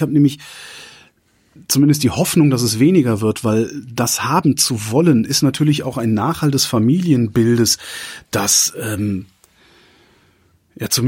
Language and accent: German; East Germany, Germany; Ich bin im Osten aufgewachsen